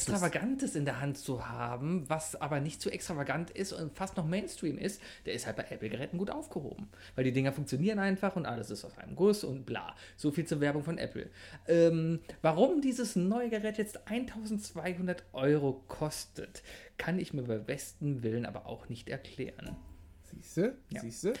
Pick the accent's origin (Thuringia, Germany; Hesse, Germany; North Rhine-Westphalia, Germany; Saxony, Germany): North Rhine-Westphalia, Germany; Cologne; ich als Kölner